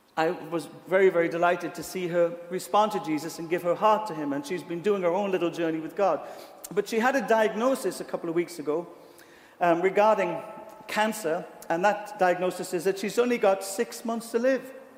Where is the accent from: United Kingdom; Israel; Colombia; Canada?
United Kingdom; accent: British